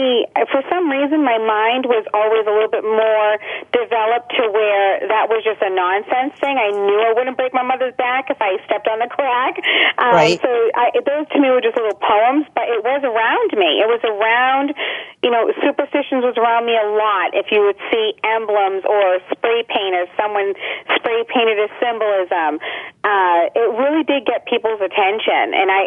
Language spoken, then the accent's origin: English; Lawrence, Massachusetts, United States; I grew up in Lawrence, Mass